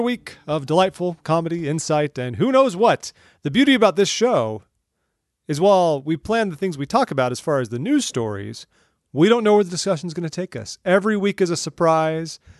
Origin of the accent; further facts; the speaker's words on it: Orange County, California, United States; moved away as an adult; now in Washington, D.C., United States; I'm from Orange County, California, like, just outside of L